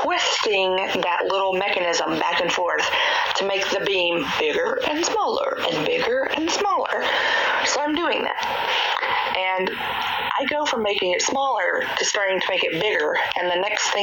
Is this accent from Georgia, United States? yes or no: yes; Georgia, United States; I'm from Georgia.